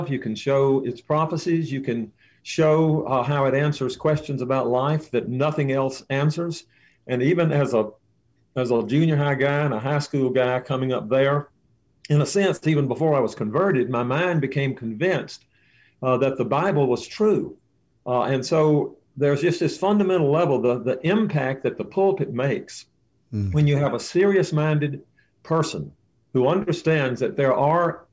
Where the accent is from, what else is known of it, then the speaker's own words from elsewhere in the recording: Mississippi, United States; I grew up in Mississippi.